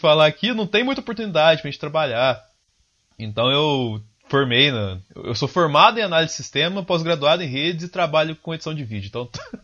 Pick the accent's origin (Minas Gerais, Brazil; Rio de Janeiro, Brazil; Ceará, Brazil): Minas Gerais, Brazil; south of; eu sou do sul de Minas Gerais, apesar meu pai é de São Paulo, mas a minha mãe é do sul de Minas